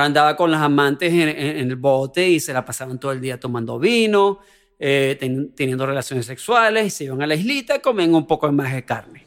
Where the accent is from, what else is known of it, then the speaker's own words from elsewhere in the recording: Venezuela; soy venezolano